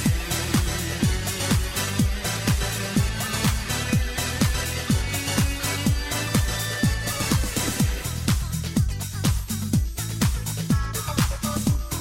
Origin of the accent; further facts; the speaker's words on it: Milwaukee, Wisconsin, United States; We're from Milwaukee